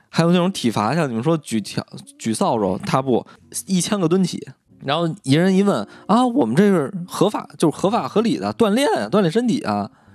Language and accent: Chinese; Beijing, China; 我们北京有一个工读学校